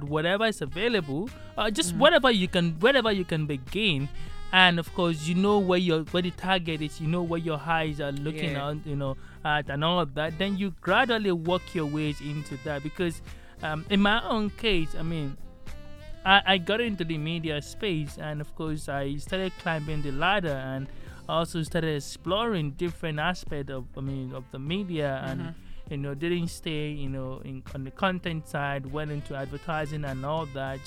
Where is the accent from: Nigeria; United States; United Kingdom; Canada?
Nigeria; moved away as an adult; now I'm in my home country, where it all started